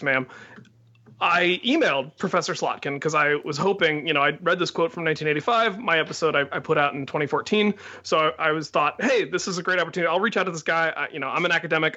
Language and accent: English; Loveland, Ohio, United States; moved away; growing up in Loveland